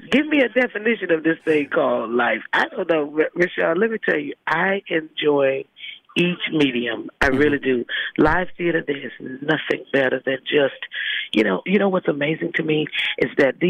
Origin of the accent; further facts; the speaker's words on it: Holly Springs, Mississippi, United States; I'm a suburb mm-hmm. of Memphis, Tennessee, the booming metropolis of Holly Springs, Mississippi. And so I'm on my way home to be with my people